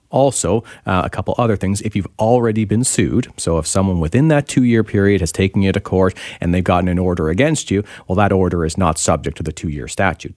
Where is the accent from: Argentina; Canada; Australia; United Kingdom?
Canada; Ontario; now in British Columbia, Canada; I'm from Ontario originally.